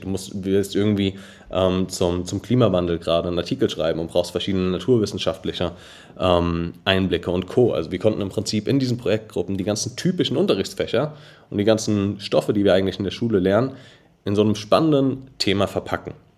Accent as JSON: {"language": "German", "town": "Darmstadt", "region": "Hesse", "country": "Germany", "tie": "born or raised there", "said": "ich bin 24, gebürtiger Darmstädter, ähm, habe hier auch noch unser Office"}